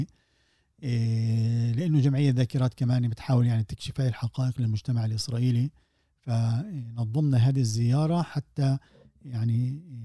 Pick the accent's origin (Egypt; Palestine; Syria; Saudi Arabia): Palestine